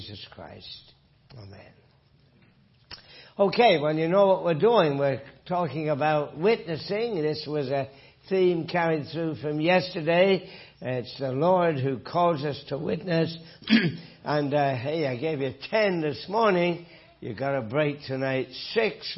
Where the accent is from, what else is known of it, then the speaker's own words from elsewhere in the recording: north of England, United Kingdom; moved away; from my accent, that I grew up in England, north of England